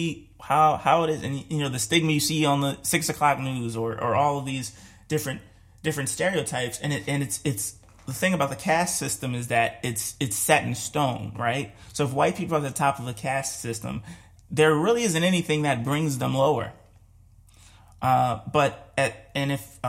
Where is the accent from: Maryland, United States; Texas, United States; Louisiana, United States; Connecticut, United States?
Maryland, United States; Baltimore; growing up in Baltimore